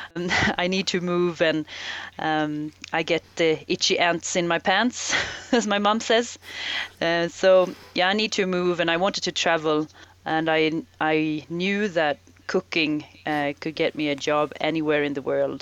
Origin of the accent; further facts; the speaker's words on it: Sweden; moved away as an adult; the environment I I grew up in in Sweden.